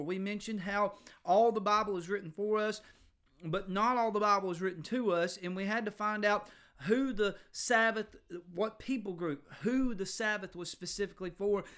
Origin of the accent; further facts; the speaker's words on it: United States; I grew up in America